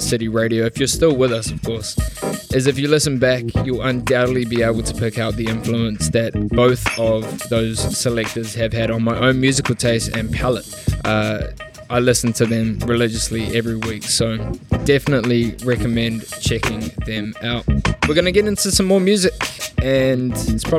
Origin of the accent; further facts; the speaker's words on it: Auckland, New Zealand; moved away as an adult; now in Melbourne, Australia; back in my hometown of Auckland, New Zealand